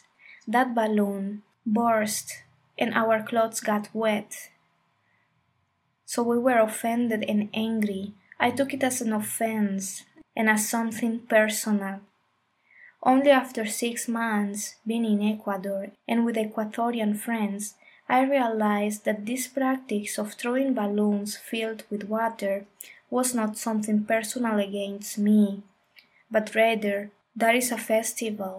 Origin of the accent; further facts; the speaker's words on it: Colombia; I grew up in Colombia in a family with a mind a little close to new ideas or paradigms